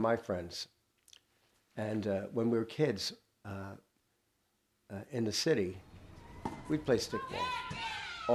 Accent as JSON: {"language": "English", "town": "New York City", "region": "New York", "country": "United States", "tie": "born or raised there", "said": "We came up from Astoria, from the city, from the concrete"}